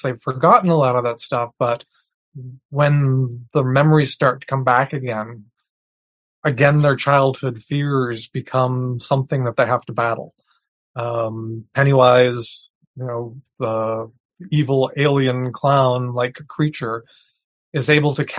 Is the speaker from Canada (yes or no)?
yes; New Brunswick, Canada; I grew up in New Brunswick, which shares a border with Maine.